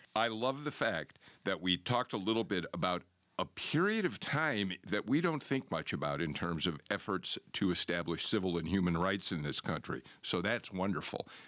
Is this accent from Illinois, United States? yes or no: yes; Chicago, Illinois, United States; moved away as an adult; now in Georgia, United States; I'm a Chicagoan by birth, but I've been here since nineteen eighty-three